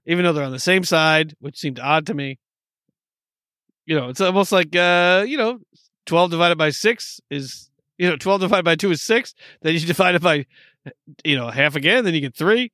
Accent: New York, United States; I'm from New York

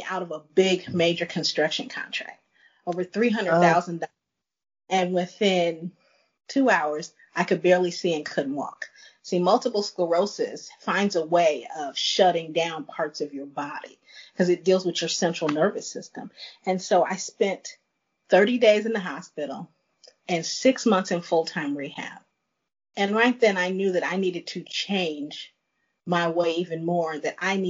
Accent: Chicago, Illinois, United States; moved away as an adult; also born or lived in Dallas, Texas / Thailand; I'm originally from Chicago. I moved to Dallas

